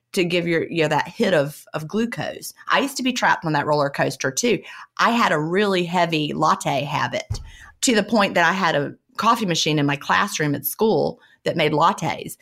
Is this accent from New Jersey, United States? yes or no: no; Virginia, United States; I grew up in Virginia